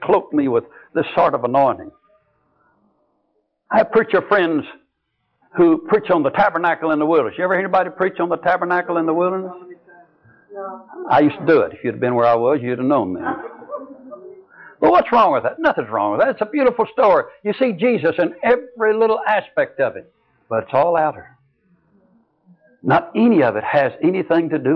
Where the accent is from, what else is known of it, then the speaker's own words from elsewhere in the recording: Texas, United States; I was from Texas.